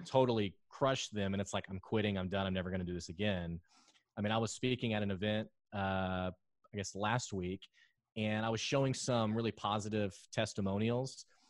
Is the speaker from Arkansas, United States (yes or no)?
yes; Arkansas, United States; also born or lived in Houston; I love Arkansas you know, I lived in Houston for a while and then I, I moved back to Arkansas